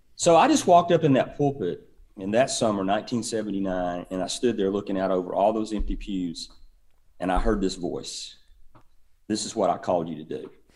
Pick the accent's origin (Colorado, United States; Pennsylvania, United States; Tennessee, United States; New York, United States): Tennessee, United States; East; moved away as an adult; now in Auburn, United States; I grew up in East, East Tennessee